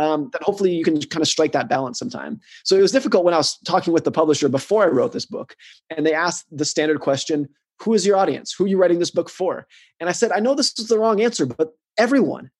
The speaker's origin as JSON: {"language": "English", "country": "United States", "tie": "born or raised there", "said": "I grew up in the United States. I live in the United States."}